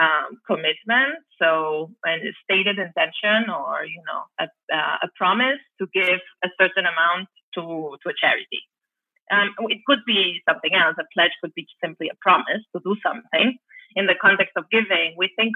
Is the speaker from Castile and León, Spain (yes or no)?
no; Barcelona, Catalonia, Spain; now in San Diego, United States; I'm originally from Barcelona